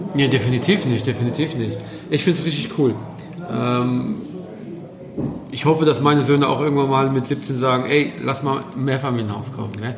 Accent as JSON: {"language": "German", "country": "Poland", "said": "ich als Pole"}